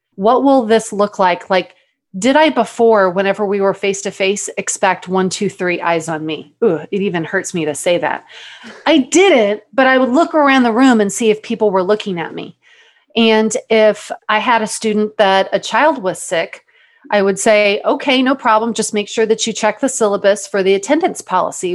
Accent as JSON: {"language": "English", "region": "Texas", "country": "United States", "also_born_or_lived": "Mississippi / Tucson, Arizona", "moved": "as an adult", "said": "if I was from Texas"}